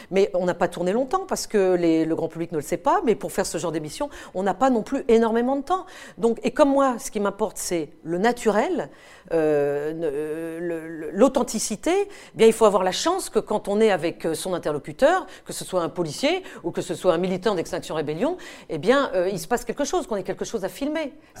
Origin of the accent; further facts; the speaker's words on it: France; je suis française et que quand je reviens de mes terrains de guerre, bah, je reviens chez moi en France